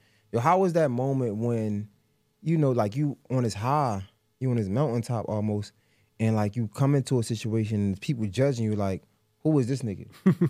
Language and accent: English; Baltimore, Maryland, United States; I'm from Baltimore, so you can't.